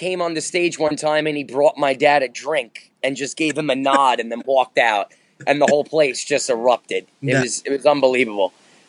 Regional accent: New Jersey, United States; moved away; also born or lived in Manhattan, New York / Bronx, New York / Yonkers, New York; Because I grew up in New Jersey

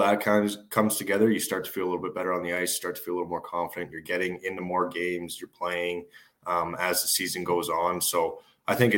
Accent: Calgary, Alberta, Canada; also born or lived in Seattle; my hometown there

